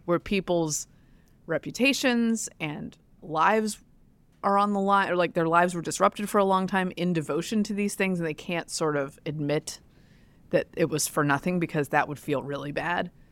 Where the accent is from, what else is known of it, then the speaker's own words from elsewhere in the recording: Durham, North Carolina, United States; I grew up in Durham, North Carolina